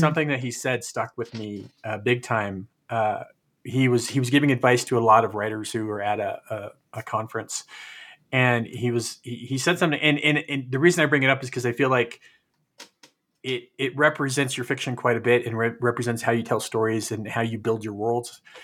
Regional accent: California, United States; We grew up together in California

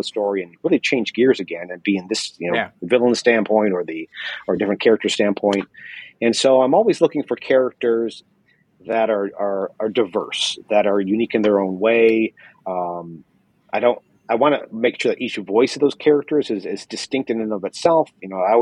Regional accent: St. Louis, Missouri, United States; moved away as an adult; also born or lived in Sacramento; I grew up in St. Louis.

